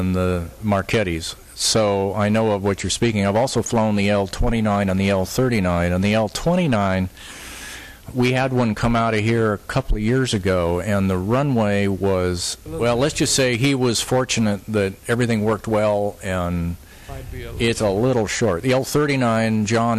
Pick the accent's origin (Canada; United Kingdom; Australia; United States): United States; Seattle, Washington; I grew up in Seattle and have a lot of family in the Bellevue area